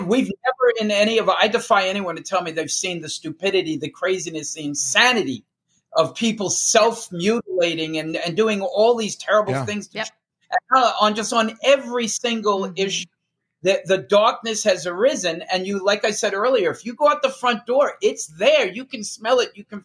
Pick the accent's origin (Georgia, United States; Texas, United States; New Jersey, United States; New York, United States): New Jersey, United States; We're two guys from Jersey.